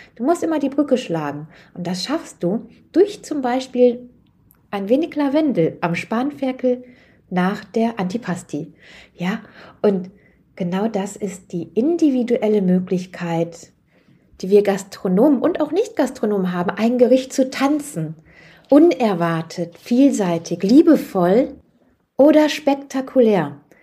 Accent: Germany; für uns als Deutsche

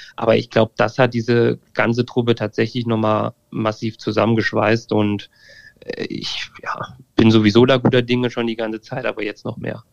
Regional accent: near Fulda, Hesse, Germany; ich komme aus der Nähe von Fulda ähm, also irgendwie Mitteldeutschland.

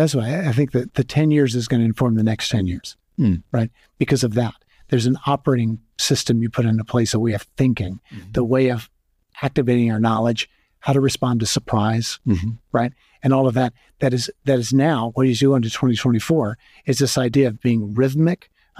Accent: California, United States; As a Californian.

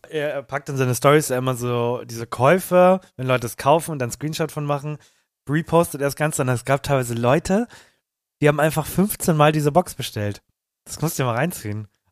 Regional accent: Germany; bei uns in Deutschland

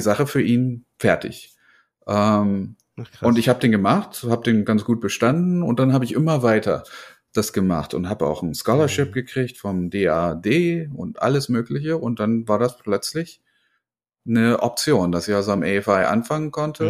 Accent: Germany; accent: German; now in United States; ich komme aus Deutschland. Ich habe aber mittlerweile schon mehr Jahre in Amerika verbracht als in Deutschland, obwohl ich halt noch einen ziemlich starken deutschen Akzent habe

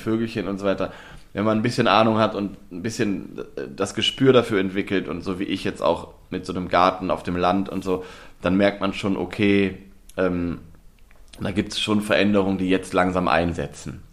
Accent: Osnabrück, Lower Saxony, Germany; moved away; ich komme ja gebürtig aus der Nähe von Osnabrück. Ich bin in Osnabrück zur Schule gegangen

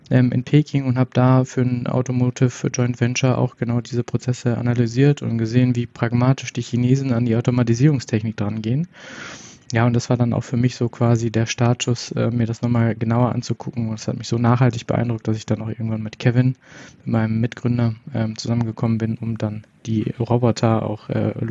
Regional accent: Paderborn, North Rhine-Westphalia, Germany; ich bin ich bin im Laden hier geboren und aufgewachsen in Paderborn, also schon irgendwo in Ostwestfalen-Lippe

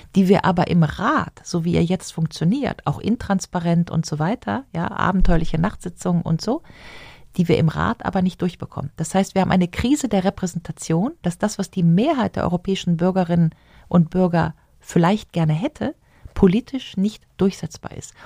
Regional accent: Rhineland, Germany; als Rheinländerin sagen, meine Kirmes da im Rheinland

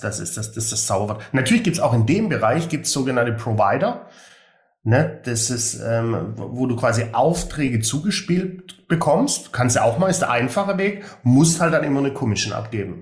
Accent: Swabia, Germany; für mich als Schwabe

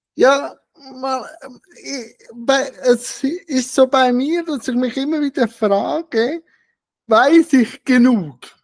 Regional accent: Switzerland; bei uns in der Schweiz

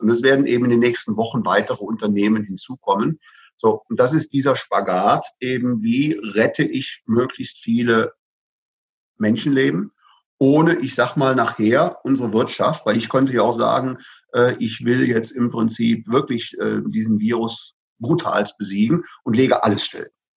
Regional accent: Bavaria, Germany; bei uns in Bayern

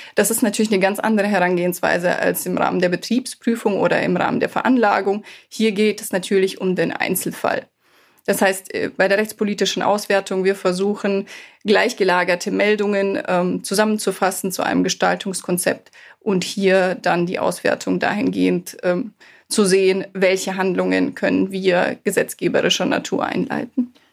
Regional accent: Bavaria, Germany; now in Cologne, Germany; Ich komme ja ursprünglich auch aus Bayern

